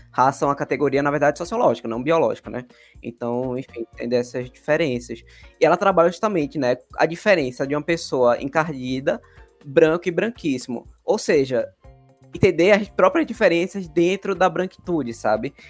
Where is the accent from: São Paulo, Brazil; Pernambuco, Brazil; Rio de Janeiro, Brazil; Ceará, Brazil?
Pernambuco, Brazil; Recife; minha bolha, da Zona Sul de Recife